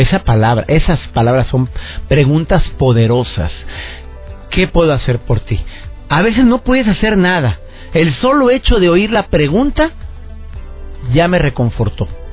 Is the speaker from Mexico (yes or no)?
yes; Monterrey, Nuevo León, Mexico; Todos los que somos mexicanos